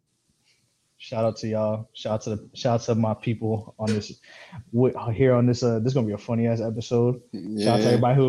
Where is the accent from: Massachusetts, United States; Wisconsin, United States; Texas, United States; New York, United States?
New York, United States; New York City; I'm from Staten